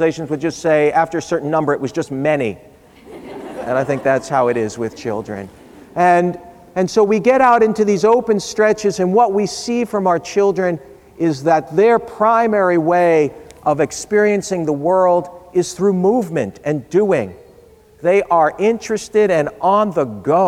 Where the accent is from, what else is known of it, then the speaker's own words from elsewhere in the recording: New York City, New York, United States; When I was a boy growing up in New York City